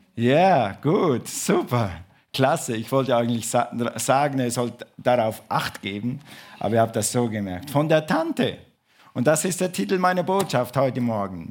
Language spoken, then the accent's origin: German; Switzerland; ich bin Schweizer